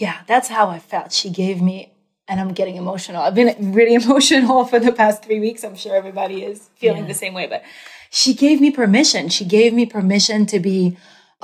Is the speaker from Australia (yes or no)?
no; France; moved away as an adult; also born or lived in New York; I grew up in France and I moved to New York to find my voice